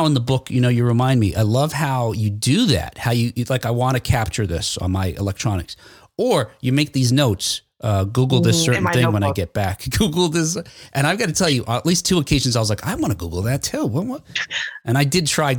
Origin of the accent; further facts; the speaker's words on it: Jersey City, New Jersey, United States; now in Ohio, United States; I'm not originally from here. I'm originally from Jersey City, New Jersey, but I've been here for over 20 years now